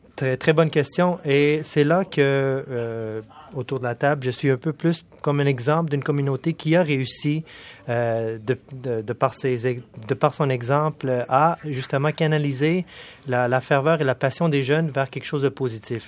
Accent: Quebec City, Quebec, Canada; also born or lived in Pakistan; now in Montreal, Canada; mes parents ont immigré au Canada quand j'étais tout petit. Oui. Puis euh, j'ai fait tout mon parcours scolaire au Québec, euh, à la ville de Québec

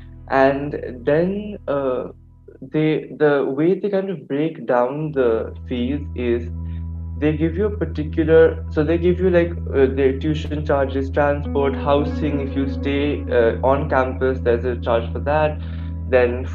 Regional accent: California, United States; now in India; I was born and brought up in California

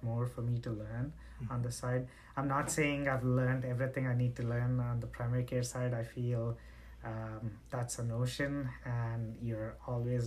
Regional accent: India; moved away; I'm originally from India

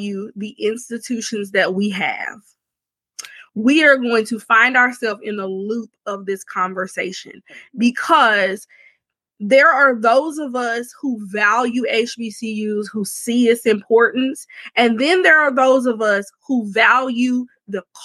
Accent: Alabama, United States; I'm a third generation HBCU graduate, and I'm from Alabama

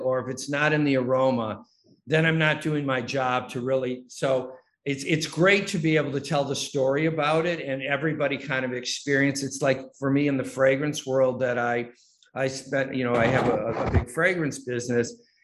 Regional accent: Detroit, Michigan, United States; I grew up in Detroit

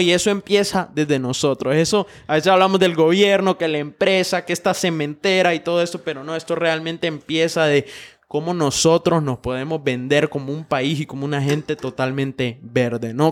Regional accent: Honduras

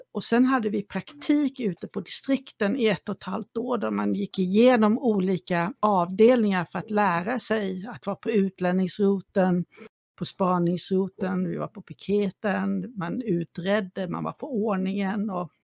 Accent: Småland, Sweden; also born or lived in Kalmar; now in Saltsjöbaden, Sweden; Jag kommer ju från Småland ursprungligen och eh, ja. från den lilla orten jag bodde i så var Kalmar min närmaste ort

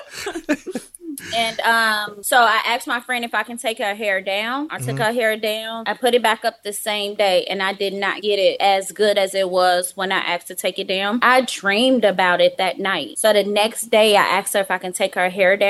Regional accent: Chicago, Illinois, United States; When I was younger, I lived in the hood

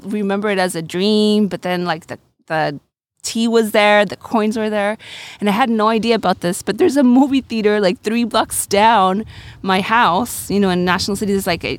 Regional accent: San Diego, California, United States; also born or lived in Loreto, Mexico; I was born in San Diego, but my mom is from Loreto, Baja California Sur. And my dad's white, from Salt Lake City, Utah. I grew up partially here and partially in Loreto.

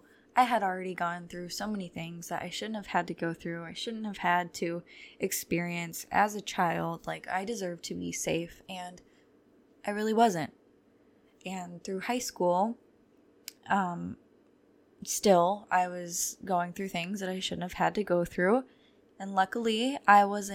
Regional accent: near Toledo, Ohio, United States; I'm from Ohio and very close to Toledo.

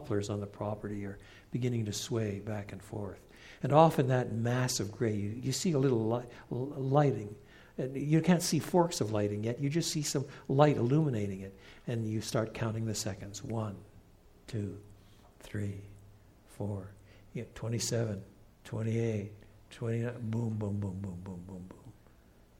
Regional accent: Canada; moved away; also born or lived in England; I was brought up in the St. Lawrence Valley in eastern Canada.

